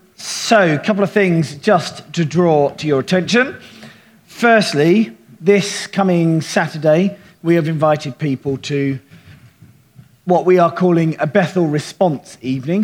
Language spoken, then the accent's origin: English; United Kingdom; I'm thoroughly British